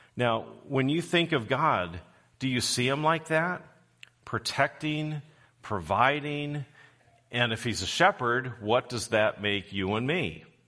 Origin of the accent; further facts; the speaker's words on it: Southern California, United States; I grew up in Southern California